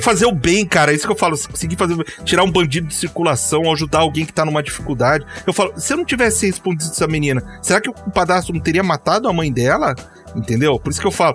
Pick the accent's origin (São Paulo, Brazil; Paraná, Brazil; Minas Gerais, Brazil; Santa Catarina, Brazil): Paraná, Brazil; Curitiba; also born or lived in Londrina; eu sou aqui de Curitiba